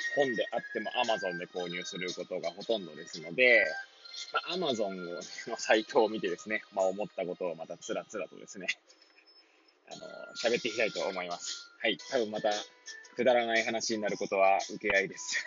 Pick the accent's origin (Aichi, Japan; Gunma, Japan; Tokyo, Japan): Tokyo, Japan; Hachioji; moved away as an adult; now in Kamaishi, Japan; 八王子生まれ八王子育ち震災の前の年から釜石で働く